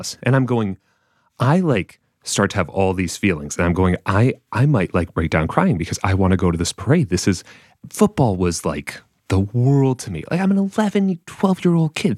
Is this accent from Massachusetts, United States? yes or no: yes; Massachusetts, United States; I'm from Massachusetts